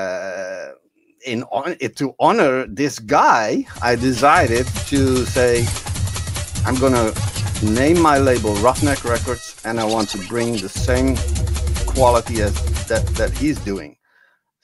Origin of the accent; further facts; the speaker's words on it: Netherlands; I'm from Holland